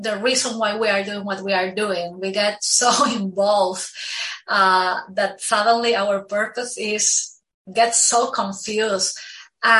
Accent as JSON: {"language": "English", "country": "Peru", "also_born_or_lived": "Lima, Peru", "moved": "as an adult", "lives_now": "Miami, United States", "said": "So I am originally from Peru"}